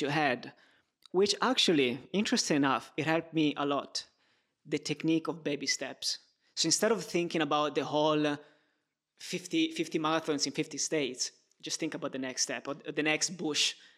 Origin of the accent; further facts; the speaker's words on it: Turin, Piedmont, Italy; moved away; also born or lived in Rome; I was born in Turin. I lived in Rome and I lived in different places.